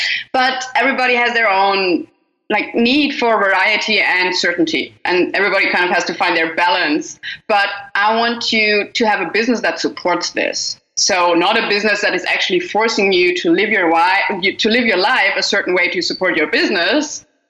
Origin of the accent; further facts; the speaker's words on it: Germany; now in Australia; because I moved from Germany to Australia, but even in Australia, I was like, I don't want to be sitting in one house all the time for the rest of my life.